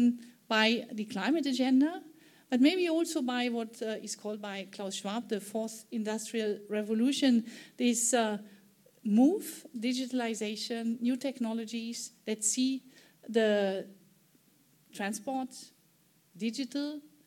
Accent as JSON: {"language": "English", "country": "Germany", "said": "my home country, Germany"}